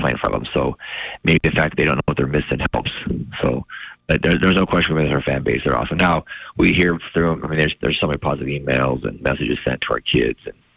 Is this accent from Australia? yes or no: no; Kalispell, Montana, United States; I grew up in Kalispell